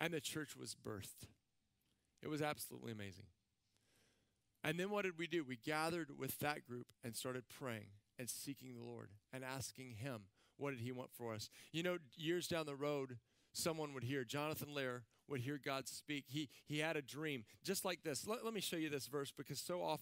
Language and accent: English; Central Texas, United States; moved away as an adult; now in San Diego, United States; I'm not from here. I'm from Central Texas